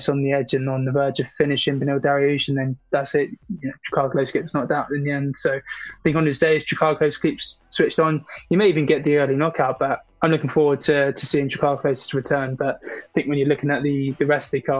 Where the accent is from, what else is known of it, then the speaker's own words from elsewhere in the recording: United Kingdom; I'm a Brit